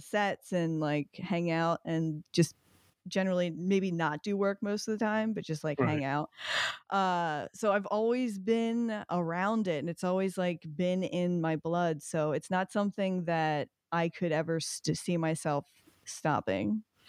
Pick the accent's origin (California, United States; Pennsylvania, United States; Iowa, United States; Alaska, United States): Pennsylvania, United States; Philadelphia; moved away as an adult; now in New York City, United States; I'm from Philadelphia. Oh, born and raised.